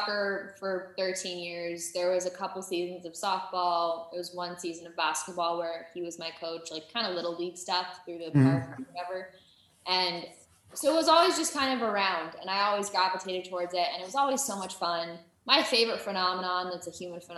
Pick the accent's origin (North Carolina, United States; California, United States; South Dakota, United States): California, United States; Los Angeles; I'm from